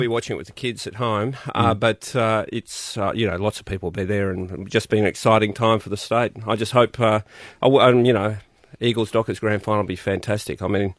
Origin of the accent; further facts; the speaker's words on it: Newcastle, New South Wales, Australia; now in Western Australia, Australia; I was born in Newcastle a long time ago, but it was Kymba, a suburb called Kymba. But I've been in WA, been in WA 25 years.